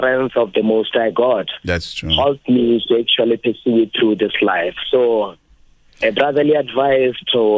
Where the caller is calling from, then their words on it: Thohoyandou, Limpopo, South Africa; Speaking to … I'm calling you from Venda University.